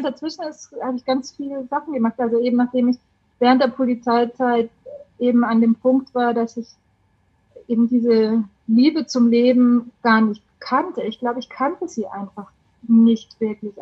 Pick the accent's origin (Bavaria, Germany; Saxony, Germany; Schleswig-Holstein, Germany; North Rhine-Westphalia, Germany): Bavaria, Germany; accent: Bavarian; moved away as an adult; now in Heimsheim, Germany; Wie man vom Dialekt her vielleicht hört, ich komme aus Bayern